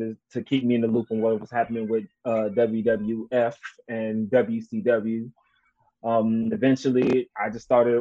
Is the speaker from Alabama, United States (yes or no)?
yes; Sylacauga, Alabama, United States; also born or lived in Cleveland, Ohio; When I was 7, my parents split up, and my mom took me and my younger brother down to a place called Sylacauga, Alabama.